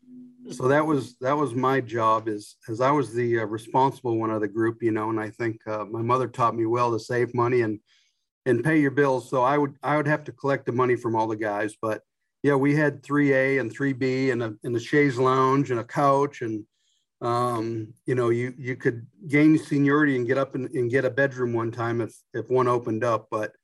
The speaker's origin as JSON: {"language": "English", "town": "Boylston", "region": "Massachusetts", "country": "United States", "tie": "born or raised there", "moved": "yes", "said": "I grew up in Boylston, Mass"}